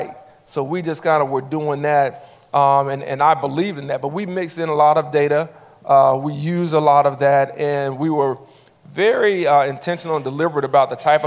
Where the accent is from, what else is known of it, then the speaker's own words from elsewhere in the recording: Montgomery, Alabama, United States; after maybe 10 years of being back in my hometown